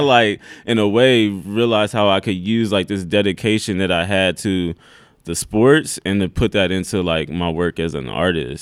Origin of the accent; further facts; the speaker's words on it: Omaha, Nebraska, United States; moved away as an adult; also born or lived in Iowa; I was born in Omaha